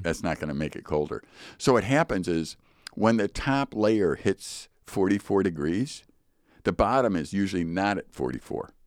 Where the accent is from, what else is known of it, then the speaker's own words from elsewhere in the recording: United States; I'm American